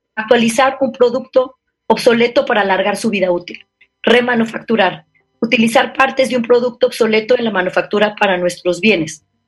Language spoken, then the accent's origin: Spanish; San Luis Potosí, Mexico; moved away; also born or lived in Paris / Brussels / Hong Kong / Guadalajara; Soy una potosina, soy, originaria de aquí de San Luis Potosí